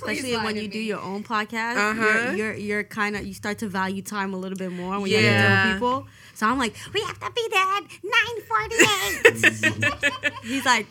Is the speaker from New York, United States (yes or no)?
yes; New York City, New York, United States; also born or lived in Queens; I'm from Brooklyn, but I currently live in Queens, but I'm not a Queens girl.